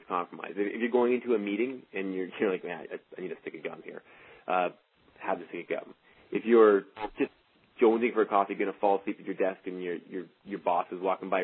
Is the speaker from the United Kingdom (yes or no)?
no; Canada; being Canadian